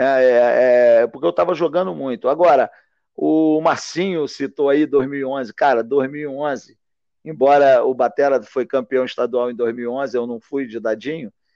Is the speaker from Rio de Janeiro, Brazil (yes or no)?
yes; Valença, Rio de Janeiro, Brazil; que nós somos do interior, eu sou de Valença